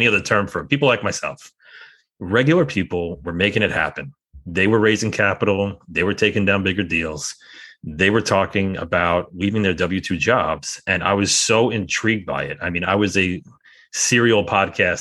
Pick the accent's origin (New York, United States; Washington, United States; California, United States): New York, United States; I'm a New Yorker, and I always kind of joke around that I have a lot of skepticism baked into my DNA.